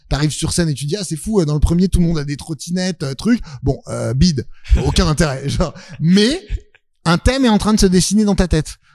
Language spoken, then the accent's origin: French; Neuilly-sur-Seine, Île-de-France, France; j'ai grandi à Neuilly